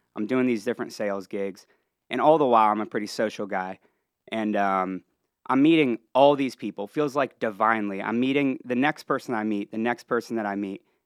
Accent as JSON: {"language": "English", "town": "Columbus", "region": "Ohio", "country": "United States", "tie": "born or raised there", "also_born_or_lived": "Cincinnati, Ohio", "moved": "as an adult", "lives_now": "Lake Norman area, North Carolina, United States", "said": "I was born and raised in Ohio, grew up, uh, just outside of Columbus, and then, uh, earlier on moved over to Cincinnati"}